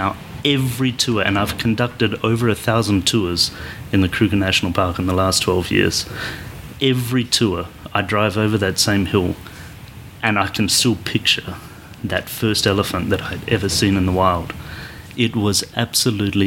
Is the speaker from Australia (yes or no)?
yes; Australia; moved away; I'm from Australia as well originally.